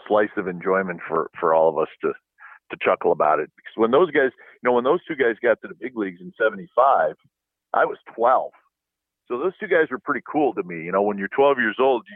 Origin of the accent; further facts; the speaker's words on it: Wisconsin, United States; now in Pleasanton, United States; where we grew up in Wisconsin